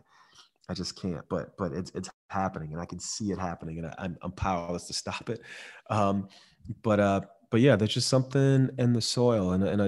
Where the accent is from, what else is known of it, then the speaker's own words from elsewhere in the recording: San Francisco, California, United States; also born or lived in Florida; these women I knew growing up in San Francisco and then at my film school in Florida State